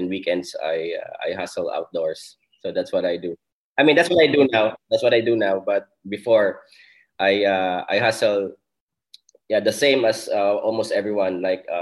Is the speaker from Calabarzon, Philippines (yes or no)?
no; Legazpi, Bicol Region, Philippines; now in Manila, Philippines; I came from Legazpi City, so that's where I grew up. That's where I studied also. So I'm not from Metro Manila